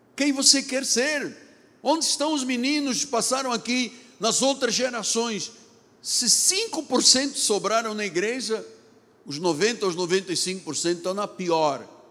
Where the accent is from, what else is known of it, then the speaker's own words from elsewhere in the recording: Lisbon, Portugal; now in Rio de Janeiro, Brazil; Me lembrei dos dias das Assembleias de Deus em Lisboa, onde eu nasci